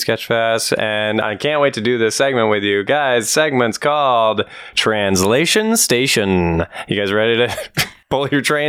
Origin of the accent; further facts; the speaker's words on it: Alberta, Canada; I'm from Alberta